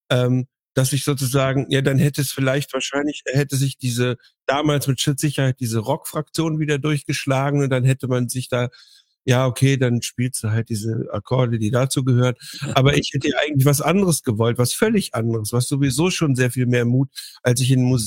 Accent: Baden-Württemberg, Germany; moved away; ich bin aus dem Westen

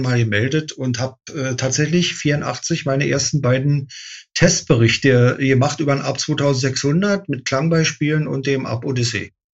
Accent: Berlin, Germany; ich bin in Berlin geboren, in Westberlin, also ein echtes Mauerkind

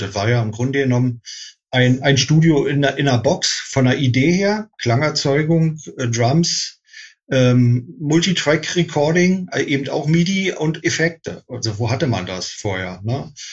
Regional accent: Berlin, Germany; born or raised there

